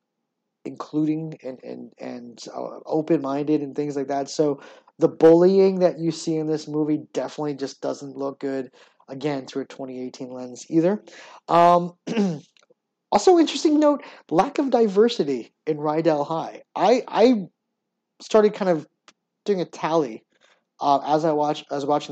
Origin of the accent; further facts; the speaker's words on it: Hamden, Connecticut, United States; My hometown, Hamden, Connecticut, has one of those types of schools